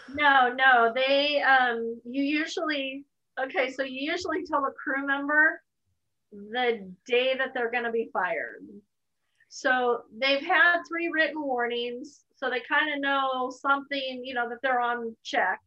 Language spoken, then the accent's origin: English; United States; as an American